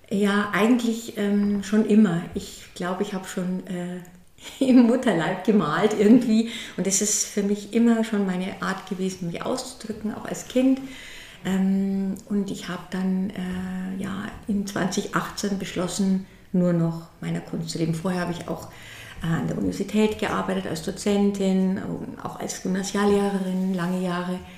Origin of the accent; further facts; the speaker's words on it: Berchtesgaden, Bavaria, Germany; born there; now in Würzburg, Germany; ich bin ähm, in Oberbayern geboren, in Berchtesgaden und lebe aber jetzt in, im schönen Würzburg am Main. Mein Atelier ist in Zell bei Würzburg am Main.